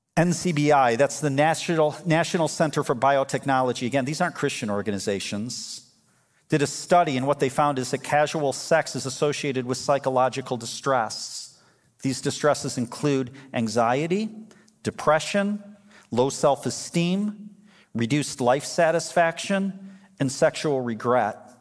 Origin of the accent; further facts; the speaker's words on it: United States; As American believers